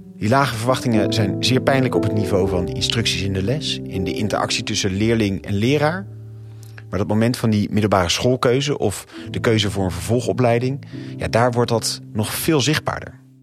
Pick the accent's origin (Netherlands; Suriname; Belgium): Netherlands; Rotterdam, South Holland; je weet dat ik uit Rotterdam kom